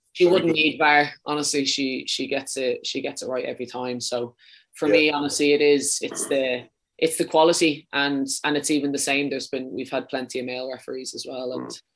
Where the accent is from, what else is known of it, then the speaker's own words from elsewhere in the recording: Wicklow, Leinster, Ireland; accent: a bit too much of a Dublin accent; moved away as an adult; also born or lived in Dublin / Sweden / London; now in Birmingham, United Kingdom; I'm from Wicklow.